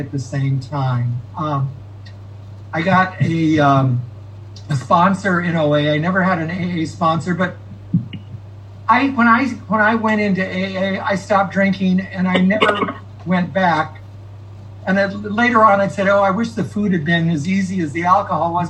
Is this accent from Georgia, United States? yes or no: no; Fresno, California, United States; I grew up in Fresno.